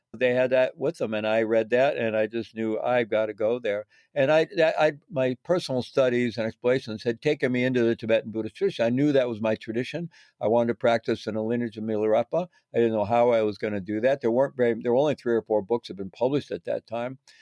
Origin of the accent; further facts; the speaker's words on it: Missouri, United States; I was growing up in Missouri